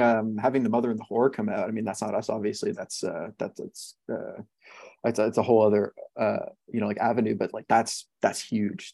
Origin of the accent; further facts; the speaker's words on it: Montreal, Quebec, Canada; I'm Canadian. I grew up in in Montreal